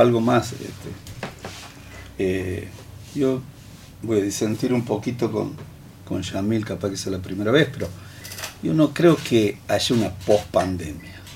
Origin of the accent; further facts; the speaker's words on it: Santiago del Estero, Argentina; aquí somos argentinos, aquí somos santiagueños.